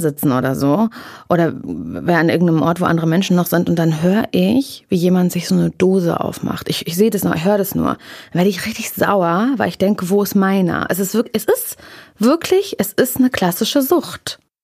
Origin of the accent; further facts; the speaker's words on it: East Germany, Germany; Ich komme aus dem Osten.